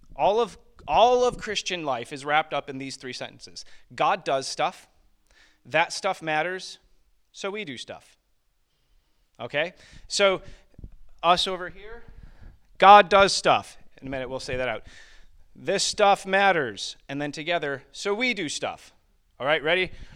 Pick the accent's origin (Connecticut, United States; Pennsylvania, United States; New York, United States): New York, United States; Springville; moved away; I grew up in the western portion of New York State, uh, which is where Niag-, Niagara Falls is